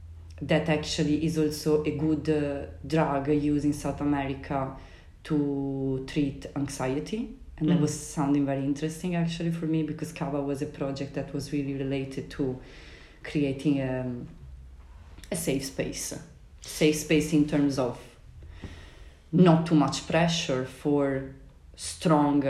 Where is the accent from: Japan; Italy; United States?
Italy; close to Venice, Veneto; moved away; also born or lived in Berlin, Germany / Sicily; when I left Berlin, I went back to my hometown, so close to Venice.